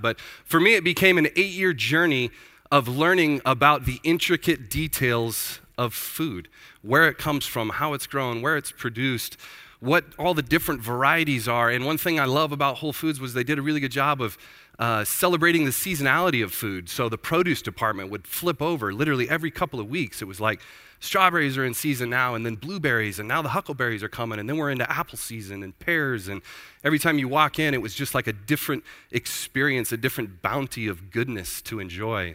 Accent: Prineville, Oregon, United States; Born and raised in Prineville, Oregon.

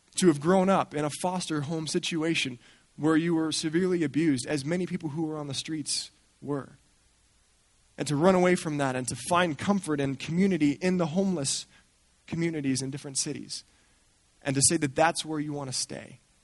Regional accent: Colorado, United States; moved away as an adult; also born or lived in Santa Barbara; I grew up in Colorado right in the shadow of the Rocky Mountains

